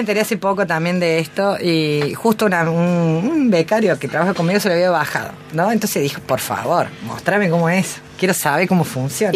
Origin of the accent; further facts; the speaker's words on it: Córdoba, Argentina; Como buena cordobesa